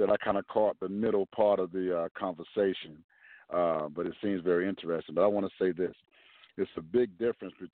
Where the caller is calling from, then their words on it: Jacksonville, Florida, United States; calling from Jacksonville, Florida.